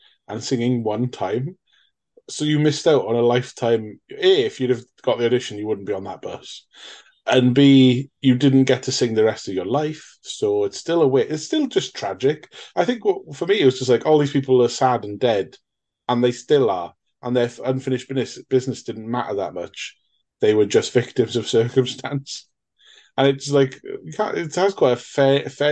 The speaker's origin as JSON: {"language": "English", "country": "United Kingdom", "said": "I'm a Brit"}